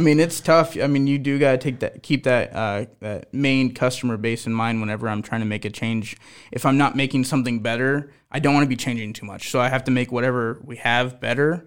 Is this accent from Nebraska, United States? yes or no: yes; Omaha, Nebraska, United States; I'm an Omaha kid. I grew up on Omaha steakhouses